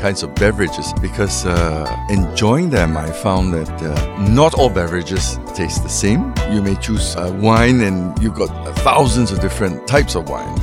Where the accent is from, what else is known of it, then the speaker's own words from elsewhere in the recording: Singapore; We are very fortunate in Singapore that it's the melting pot. We like to say that we're the melting pot.